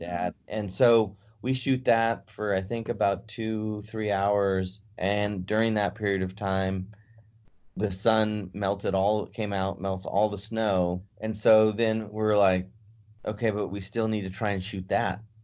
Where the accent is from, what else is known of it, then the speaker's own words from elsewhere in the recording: San Francisco, California, United States; moved away; also born or lived in Davis, California; I was living in Davis or from San Francisco